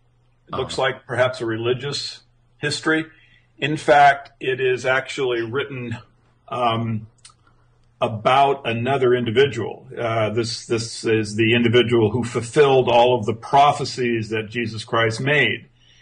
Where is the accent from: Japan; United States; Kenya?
Japan; And I grew up in Japan.